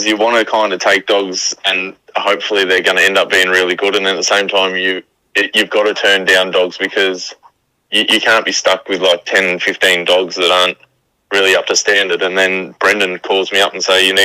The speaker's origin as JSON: {"language": "English", "town": "Geelong", "region": "Victoria", "country": "Australia", "said": "we're from Geelong."}